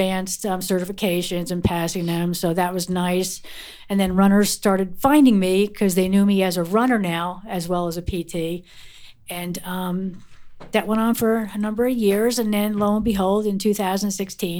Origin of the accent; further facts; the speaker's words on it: Wayne, New Jersey, United States; I grew up in Wayne, New Jersey